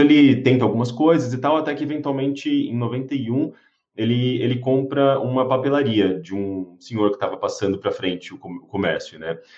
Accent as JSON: {"language": "Portuguese", "town": "Osasco", "region": "São Paulo", "country": "Brazil", "tie": "born or raised there", "said": "eu cresci em Osasco, né? Assim, da minha infância até ali adolescência, é, eu cresci em Osasco"}